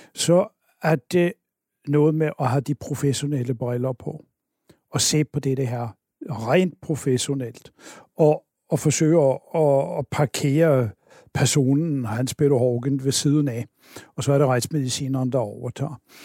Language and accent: Danish; Oslo, Norway; moved away as an adult; now in Denmark; Jeg kommer oprindeligt fra Oslo, øh, og jeg blev øh, student deroppe